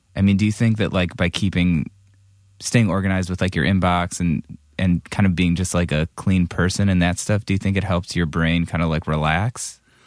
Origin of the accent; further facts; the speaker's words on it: Cleveland, Ohio, United States; I grew up in Cleveland